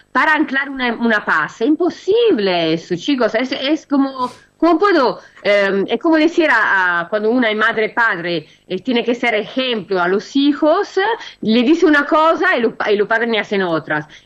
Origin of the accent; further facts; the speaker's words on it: Italy; now in Argentina; Europa, Italia, yo, yo soy italiana y, recibo las informaciones de mis padres